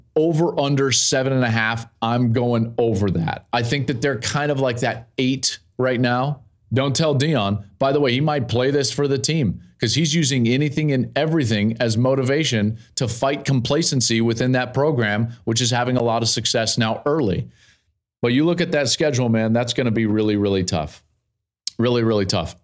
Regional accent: Colorado, United States; I grew up in Colorado, played at the University of Colorado

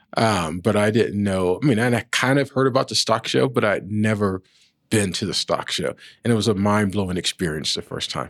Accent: Washington, District of Columbia, United States; moved away as an adult; also born or lived in Virginia / Atlanta; now in Denver, United States; my mother had me in pearl snap shirts growing up in Washington, D.C.

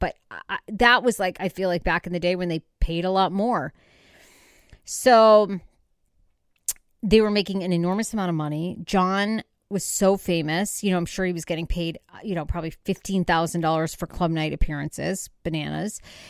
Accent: Wiscasset, Maine, United States; now in Los Angeles, United States; I grew up actually in Maine, Wiscasset, Maine. It's known for a famous lobster shack called Red's Eats.

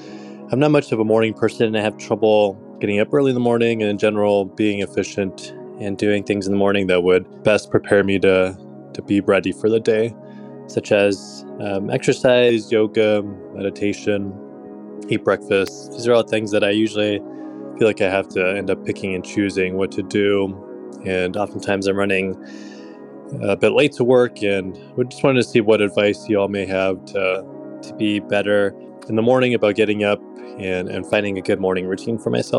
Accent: Seattle, Washington, United States; I'm from Seattle, Washington, and thank you for all you do.

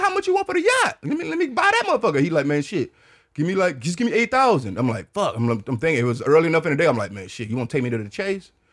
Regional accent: Detroit, Michigan, United States; moved away as an adult; now in Austin, United States; I'm from Detroit

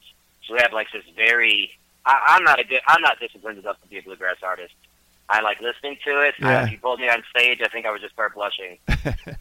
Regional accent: Detroit, Michigan, United States; moved away as an adult; now in Murfreesboro, United States; I grew up in Detroit, Michigan, but I grew up all over Michigan, really

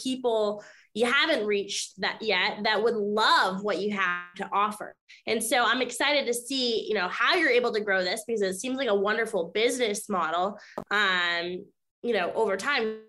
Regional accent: Maine, United States; now in Florida, United States; I'm located in Florida now, but I grew up in Maine

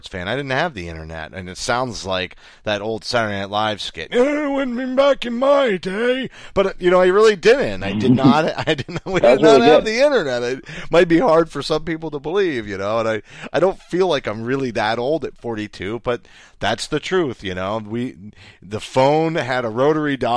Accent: Hampden, Maine, United States; I grew up in Bangor, Maine, right? Or Hamden, Maine, right next to Bangor, out in the middle of nowhere.

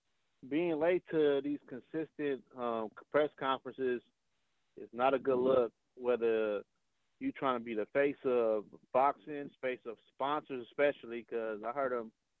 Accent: Oakland, California, United States; I'm from East Oakland

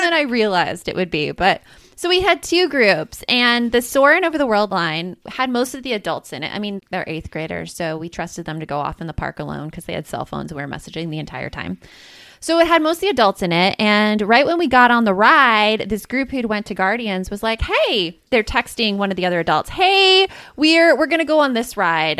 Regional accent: Tucson, Arizona, United States; I grew up in Tucson, just, like, a few hours south of Phoenix

